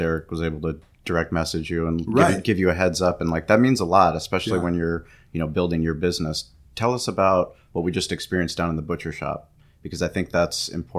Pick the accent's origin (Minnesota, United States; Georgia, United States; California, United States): California, United States; San Diego; Having grown up in San Diego